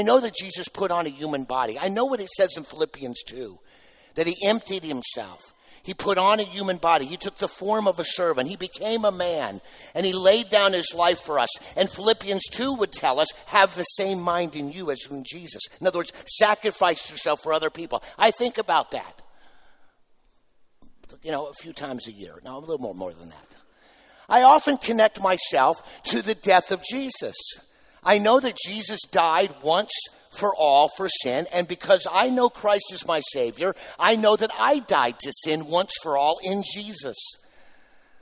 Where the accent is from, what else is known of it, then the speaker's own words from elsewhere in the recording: United States; I'm an American